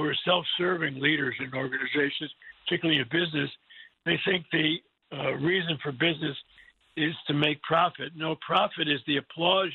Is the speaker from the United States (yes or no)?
yes; New Rochelle, New York, United States; I grew up in New Rochelle, New York, right outside of New York City.